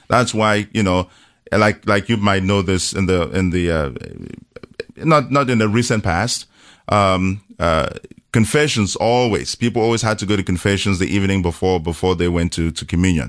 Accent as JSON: {"language": "English", "country": "Cameroon", "tie": "born or raised there", "moved": "yes", "said": "born and raised in Cameroon in, uh, Central Africa"}